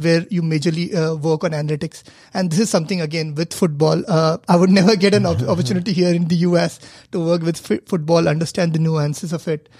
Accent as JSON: {"language": "English", "country": "India", "moved": "yes", "said": "I come from India where cricket is the religion"}